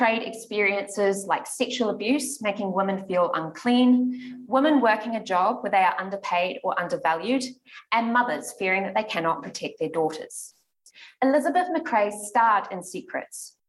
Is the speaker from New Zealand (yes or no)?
yes; New Zealand